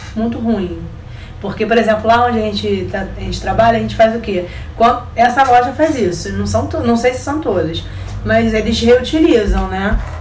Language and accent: Portuguese; Rio de Janeiro, Brazil; A gente é carioca